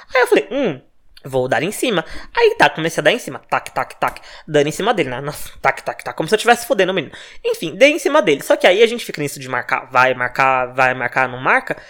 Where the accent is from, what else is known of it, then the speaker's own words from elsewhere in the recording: Minas Gerais, Brazil; moved away as an adult; now in São Paulo, Brazil; eu nasci em Minas, morava em Minas, né? Mudei pra São Paulo fazem dois anos